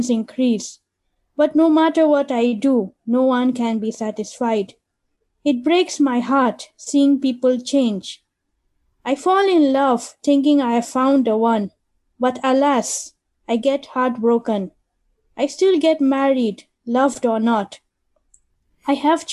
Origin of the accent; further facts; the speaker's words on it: Nigeria; moved away as an adult; also born or lived in London / India; I grew up in Nigeria and I studied microbiology from there